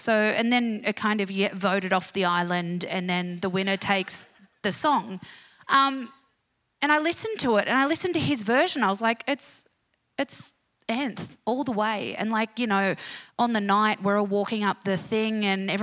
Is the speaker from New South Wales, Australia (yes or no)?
yes; Bankstown, New South Wales, Australia; from Bankstown